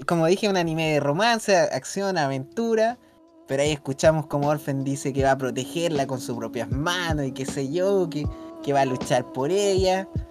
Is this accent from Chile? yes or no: yes; Chile; acá donde somos nosotros